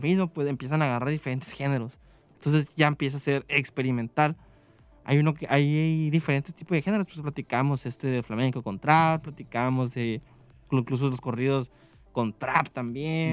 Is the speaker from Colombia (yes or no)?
no; Mexico; en México